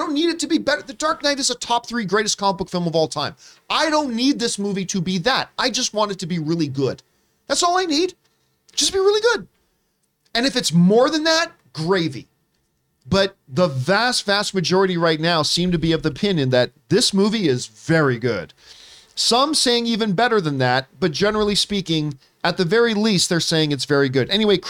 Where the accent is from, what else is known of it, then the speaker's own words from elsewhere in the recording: Canada; I'm going to start with my home country of the Canada.